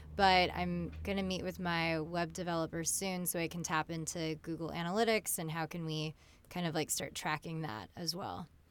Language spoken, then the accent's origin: English; California, United States; I grew up in California, so I consider myself, you know, I'm fully American